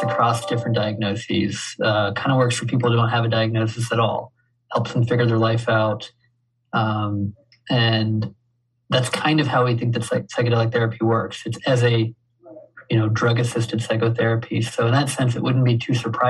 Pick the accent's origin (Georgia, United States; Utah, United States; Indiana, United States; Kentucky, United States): Georgia, United States; Waycross; I grew up in Waycross